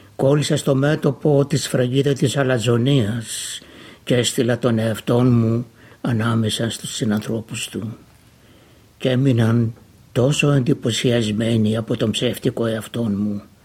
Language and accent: Greek; Almopia, Pella, Central Macedonia, Greece; moved away as an adult; now in Melbourne, Australia; κατάγομαι από την Βόρειο Ελλάδα, επαρχία Αρμοπίας, νομού Πέλης. Στην Αυστραλία ήρθα το 1958